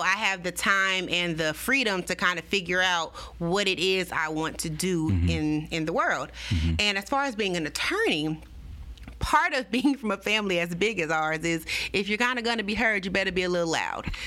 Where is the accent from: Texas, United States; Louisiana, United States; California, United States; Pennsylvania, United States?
Louisiana, United States; Baton Rouge; this is my hometown